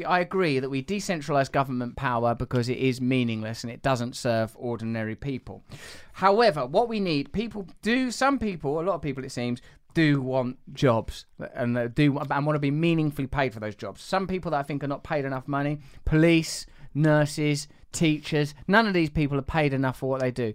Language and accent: English; Essex, East of England, United Kingdom; I'm from Essex